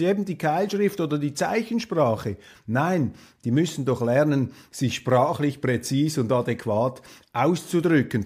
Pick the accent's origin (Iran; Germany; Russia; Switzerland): Switzerland; als Schweizer